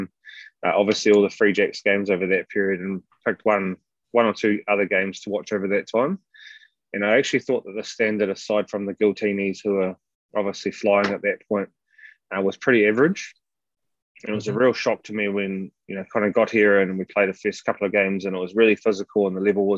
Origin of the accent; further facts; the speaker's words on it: New Zealand; accent: New Zealand; moved away as an adult; now in United States; I'm a New Zealander, which would be obvious in terms of my accent